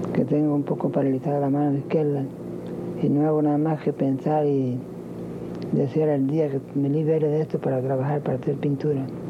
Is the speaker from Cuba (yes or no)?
yes; Havana, La Habana, Cuba; moved away as an adult; also born or lived in Europe; Yo salí de La Habana en el año 22